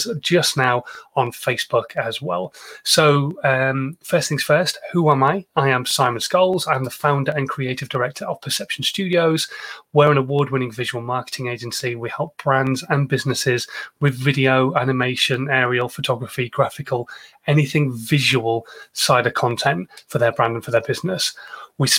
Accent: Yorkshire and the Humber, United Kingdom; now in Andover, United Kingdom; I am a Yorkshireman

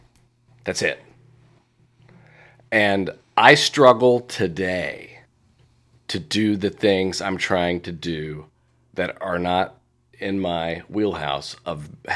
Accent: Indiana, United States; also born or lived in New York; I didn't show up back in Indiana, which is my hometown, with a professionally certified coaching certification.

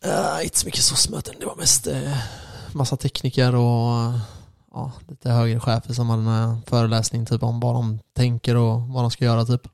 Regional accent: Sweden; oss då som är svenskar

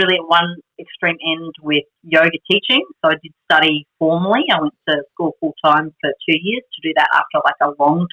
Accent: Australia

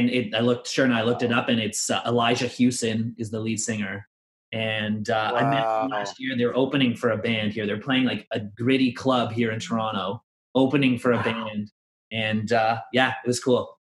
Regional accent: Ireland; Again, there's a bias because we're Irish, but and I grew up like that was what my family.

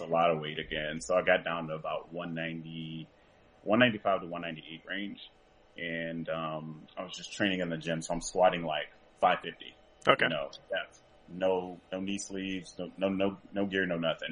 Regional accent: Franklinton, North Carolina, United States; I'm from Franklinton, North Carolina

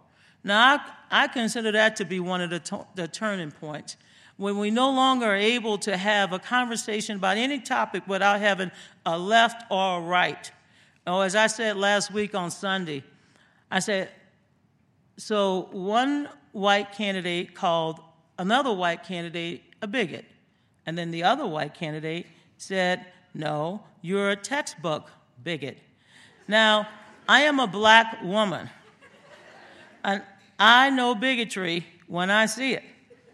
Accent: Louisiana, United States; back in my home state of Louisiana

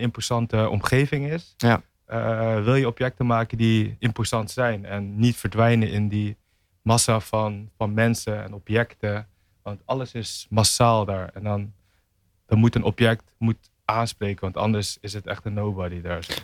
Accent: Tiel, Gelderland, Netherlands; moved away as an adult; now in Rotterdam, Netherlands; Ik kom uit Tiel

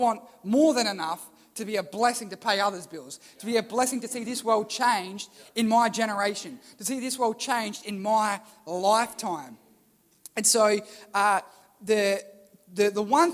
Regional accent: Port Lincoln, South Australia, Australia; where are you from? Port Lincoln

